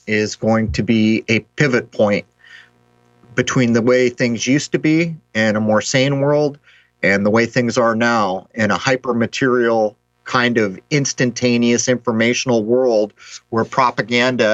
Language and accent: English; San Diego, California, United States; in San Diego, my hometown